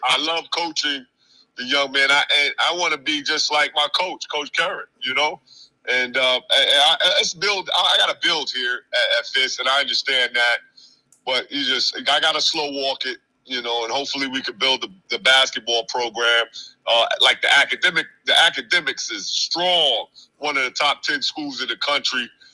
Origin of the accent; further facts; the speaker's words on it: New York City, New York, United States; I'm from New York, Queens